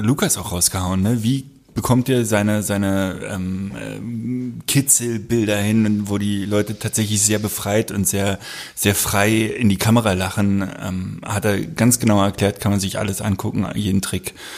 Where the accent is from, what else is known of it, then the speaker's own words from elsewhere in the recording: Berlin, Germany; ich bin Südberliner